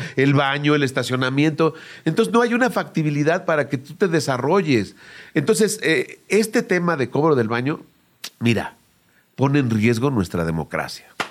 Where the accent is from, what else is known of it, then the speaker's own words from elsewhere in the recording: Mexico; como clásico mexicano desobediente